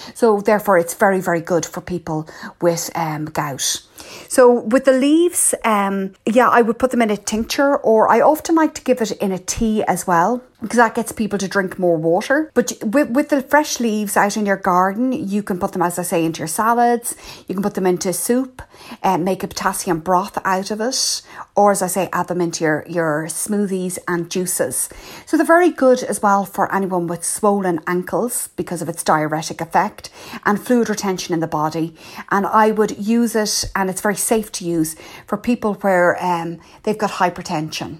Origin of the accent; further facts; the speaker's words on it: Ireland; also born or lived in Blackrock, County Dublin; I'm the Irish herbalist